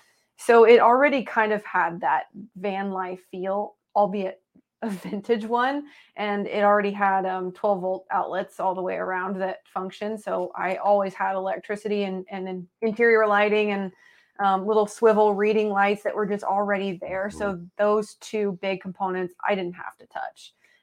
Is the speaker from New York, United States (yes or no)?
no; Indiana, United States; And I'm from Southern Indiana, and you know, kind of that whole region is right across the river from Louisville, Kentucky.